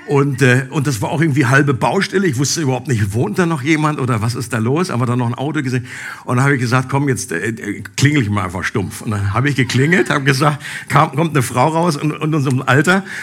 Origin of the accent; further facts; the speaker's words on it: Einbeck, Lower Saxony, Germany; haben dabei meine alte Heimat Einbeck besucht.